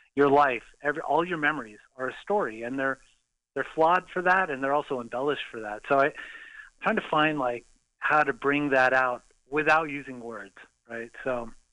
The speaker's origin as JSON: {"language": "English", "town": "Los Angeles", "region": "California", "country": "United States", "tie": "born or raised there", "also_born_or_lived": "Valencia, California / Sherman Oaks / North Hollywood", "said": "I grew up in L.A., Southern California"}